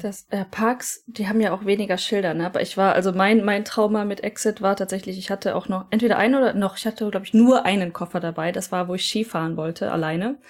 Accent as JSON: {"language": "German", "country": "Germany", "moved": "yes", "lives_now": "Japan"}